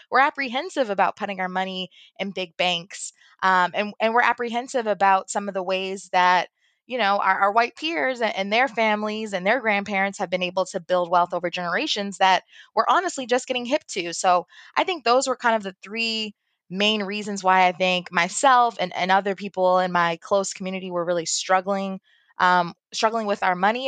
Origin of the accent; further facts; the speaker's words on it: Baltimore, Maryland, United States; I grew up in Baltimore. I'm from Baltimore, Maryland.